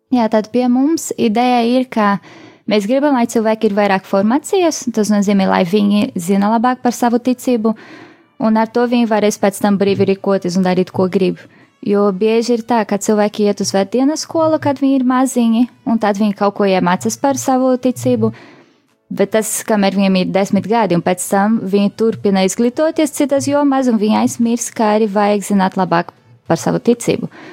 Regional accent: Rio de Janeiro, Brazil; moved away as an adult; now in Latvia; es esmu oriģināli no Brazīlijas, tur piedzimu Rio de Janeiro.

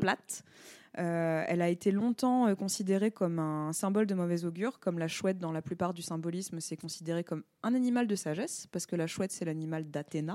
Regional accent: France; On est Français

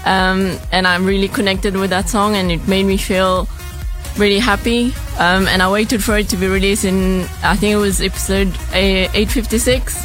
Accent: Mauritius; also born or lived in Melbourne, Australia; now in Australia; I'm from Mauritius

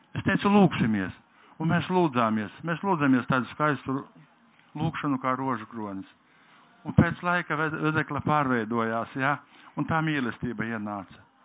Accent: Latgale, Latvia; Es nākam no Latgales nāku

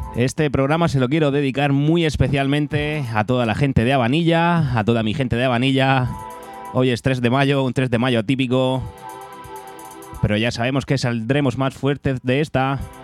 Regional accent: Abanilla, Region of Murcia, Spain; de avanilla, de mi pueblo

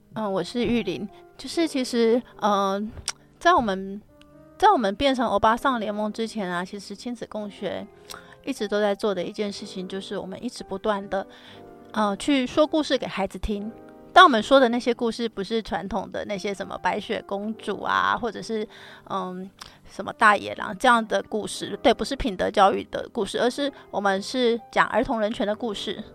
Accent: Kaohsiung, Taiwan; 我的高雄、我的家乡

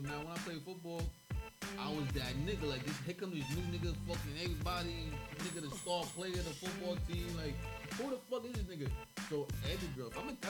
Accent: Roosevelt, New York, United States; also born or lived in Atlanta; I'm from Roosevelt. So when I came to that school, it's Long Island.

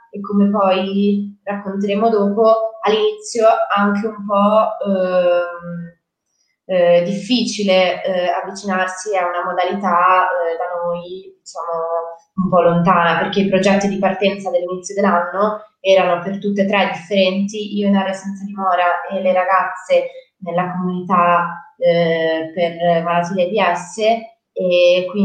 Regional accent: Genoa, Liguria, Italy; sono di Genova, ma ho vissuto a finale, sono tornata a Genova

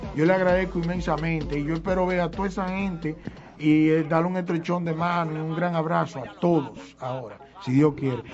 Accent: Monte Plata, Dominican Republic; a toda la gente mía de Monteplata, mi gente querida, mi pueblo natal

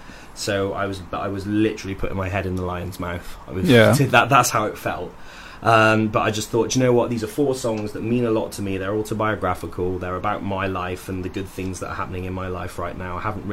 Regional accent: United Kingdom; I was the only British guy there, I think. And I was like, right, yeah, so … I'm British and I make country music.

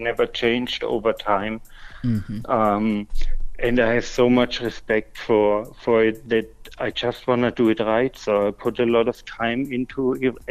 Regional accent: Würzburg, Bavaria, Germany; my hometown

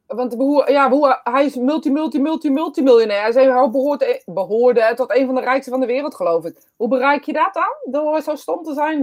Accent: Netherlands; wij dus als Nederlanders

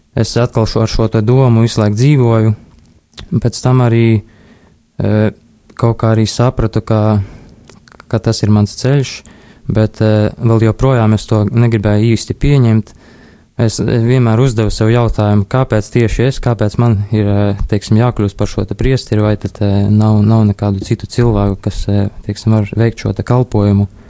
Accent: Līvāni, Latgale, Latvia; es esmu no Līvāniem, esmu no Līvānu Romas katoļu draudzes.

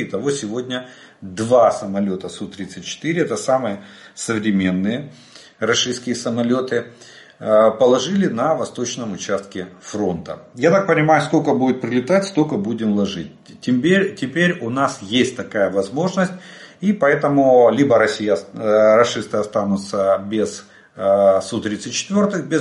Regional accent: Ukraine; Добрый день, мы из Украины.

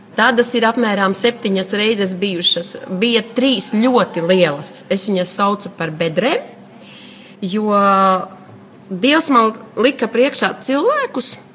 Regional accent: Gulbene, Gulbene Municipality, Latvia; also born or lived in Litene; esmu no Gulbenes. Es esmu dzimusi Litanē, bet tagad dzīvoju Gulbenē.

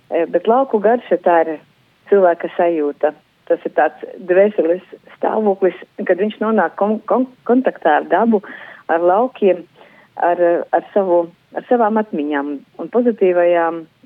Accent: Bērzgale, Rēzekne Municipality, Latvia; manā dzimtajā ciematā, Bērzgalē, Rezeknes novadā

